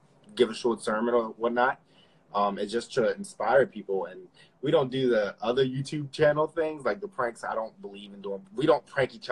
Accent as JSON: {"language": "English", "town": "Philadelphia", "region": "Pennsylvania", "country": "United States", "tie": "born or raised there", "said": "me and my brothers, we grew up in Philadelphia, born in Philadelphia"}